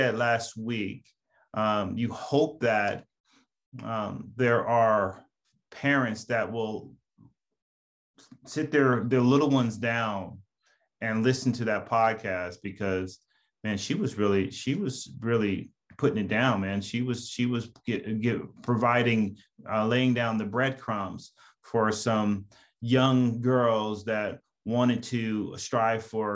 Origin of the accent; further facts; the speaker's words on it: Los Angeles, California, United States; I grew up in Pacoima. I grew up in that 818, right? I went to a San Fernando High